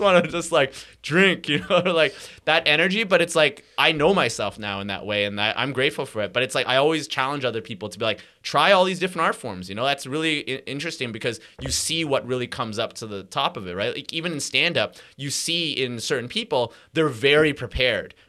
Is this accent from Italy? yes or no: no; Montreal, Quebec, Canada; also born or lived in Hong Kong; I was born in Montreal